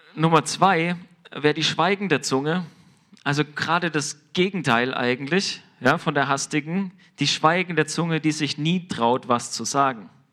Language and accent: German; Germany; wir als Deutsche